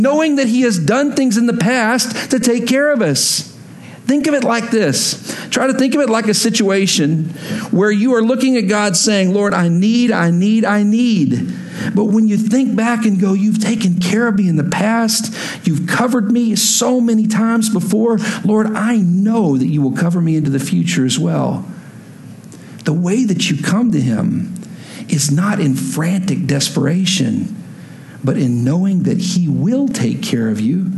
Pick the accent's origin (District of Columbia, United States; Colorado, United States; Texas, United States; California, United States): Texas, United States; moved away; I'm from Texas originally